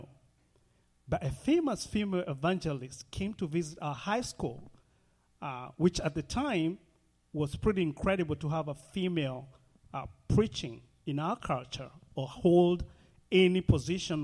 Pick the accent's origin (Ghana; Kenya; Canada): Kenya; born or raised there; moved away